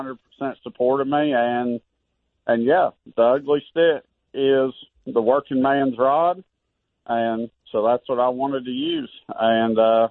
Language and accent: English; Western Kentucky, United States; I grew up in Western Kentucky, living in a trailer park